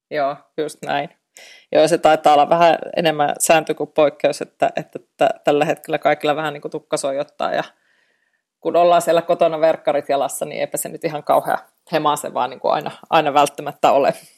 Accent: Eastern Finland, Finland; moved away; olen itse Itä-Suomesta kotosi ja tiedän vanhempani asuvat siellä Venäjän rajalla

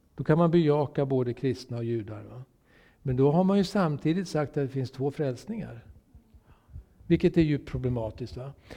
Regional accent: Sweden; jag är solidarisk svensk

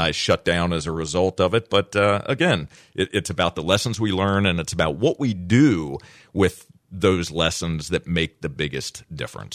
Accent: Virginia, United States; I grew up in Virginia

